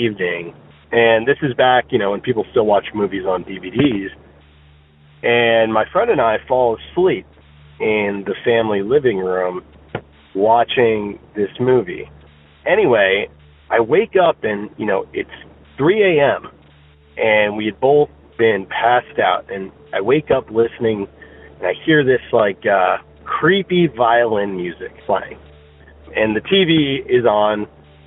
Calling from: Virginia, United States; also born or lived in New Jersey; I'm calling you from Virginia

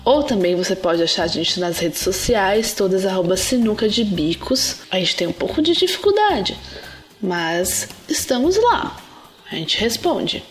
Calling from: São Paulo, Brazil; Eu falo de São Paulo

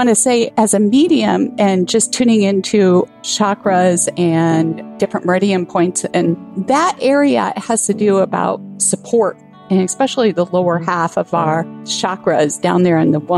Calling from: Bloomington, Illinois, United States; I'm calling from Bloomington, Illinois.

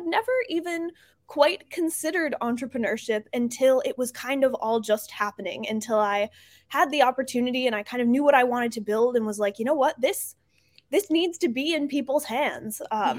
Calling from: Baltimore, Maryland, United States; I am coming in from Baltimore, Maryland today.

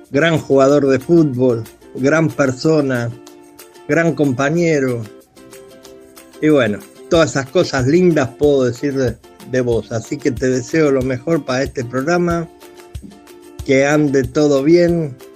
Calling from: Monte Grande, Buenos Aires Province, Argentina; Hola José … de Montegrande.

